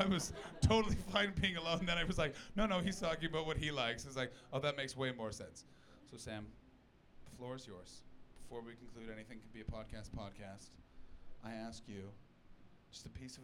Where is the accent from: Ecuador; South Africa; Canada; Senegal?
Canada; moved away as an adult; now in United Kingdom; my home country, Canada.